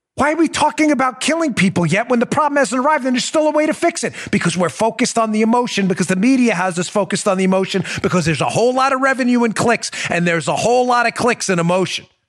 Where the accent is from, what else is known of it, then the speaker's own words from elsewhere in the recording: Maryland, United States; I'm from Maryland